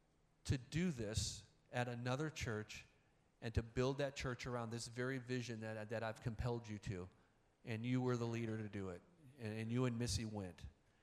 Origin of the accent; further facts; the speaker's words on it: Indiana, United States; I grew up in Northwest Indiana. I graduated from Hobart.